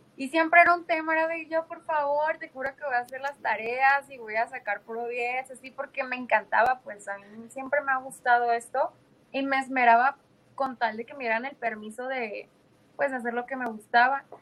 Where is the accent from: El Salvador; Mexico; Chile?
Mexico; Tijuana, Baja California; moved away; allá en mi ciudad de Tijuana